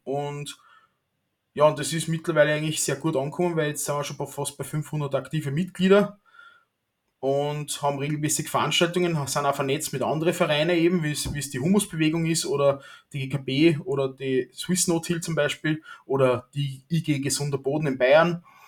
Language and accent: German; Austria; als, als Österreicher